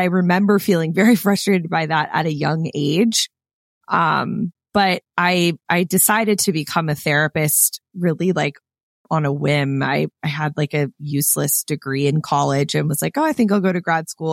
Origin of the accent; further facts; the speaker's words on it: Clearwater, Florida, United States; moved away as an adult; I grew up in Clearwater, Florida.